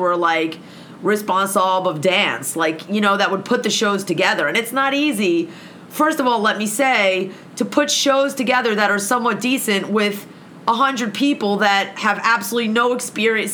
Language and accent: English; United States; being an American